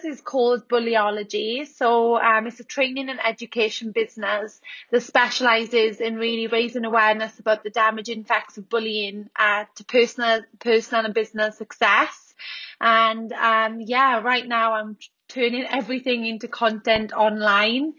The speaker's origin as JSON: {"language": "English", "region": "Wales", "country": "United Kingdom", "also_born_or_lived": "Sydney, Australia / Darwin, Australia", "moved": "as an adult", "lives_now": "Orange, Australia", "said": "as you can hear from my accent, I'm from Wales. I came to Australia in 2013"}